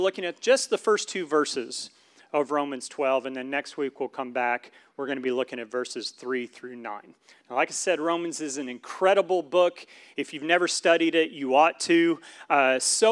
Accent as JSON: {"language": "English", "town": "Syracuse", "region": "New York", "country": "United States", "tie": "born or raised there", "said": "I was born around Syracuse, New York, so we got that Syracuse thing going on"}